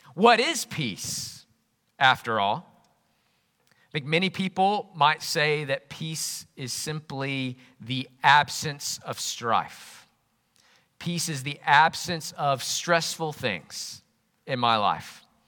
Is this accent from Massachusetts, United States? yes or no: no; Jackson, Alabama, United States; moved away as an adult; also born or lived in Yorkshire / Northumbria; Growing up in Jackson, Alabama